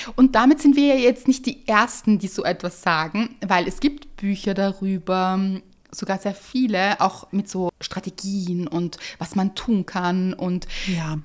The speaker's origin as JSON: {"language": "German", "region": "Vienna", "country": "Austria", "said": "bei uns in Wien"}